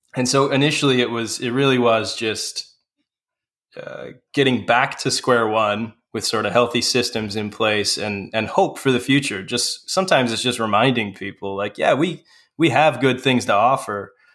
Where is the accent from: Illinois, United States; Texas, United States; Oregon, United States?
Illinois, United States; Manteno; I currently pastor a small church in my hometown of Manteno, Illinois